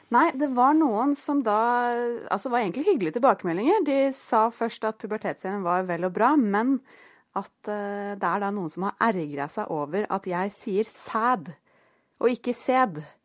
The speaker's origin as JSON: {"language": "Norwegian", "town": "Fetsund", "region": "Akershus", "country": "Norway", "said": "Jeg kom fra Fettsund."}